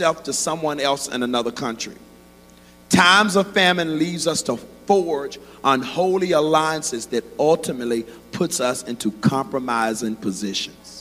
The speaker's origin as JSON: {"language": "English", "town": "Rocky Mount", "region": "North Carolina", "country": "United States", "tie": "born or raised there", "said": "I grew up in the country, and I know what feeding pigs look like. Come on, Rocky Mount, North Carolina."}